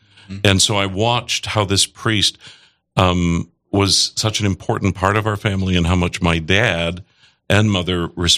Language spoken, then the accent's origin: English; Felton, Minnesota, United States; I was born and raised in Felton, Minnesota, which is in the Diocese of Crookston. The population was very small town on Highway 9.